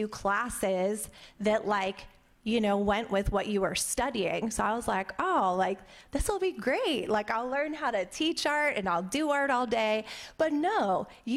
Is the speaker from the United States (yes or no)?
yes; Pittsburgh, Pennsylvania, United States; I grew up in Pittsburgh, Pennsylvania, and I had a really good childhood.